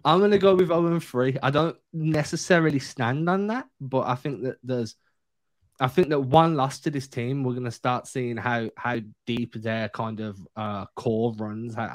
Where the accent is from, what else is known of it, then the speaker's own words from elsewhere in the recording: England, United Kingdom; as an English guy covering the Celtics